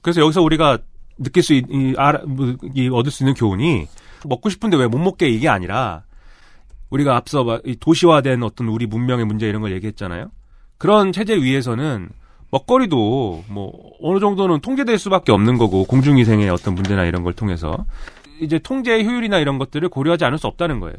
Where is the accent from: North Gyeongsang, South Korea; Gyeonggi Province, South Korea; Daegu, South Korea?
Gyeonggi Province, South Korea; Suwon; 나 수원 사람인데. 네. 우리 수원 아주대.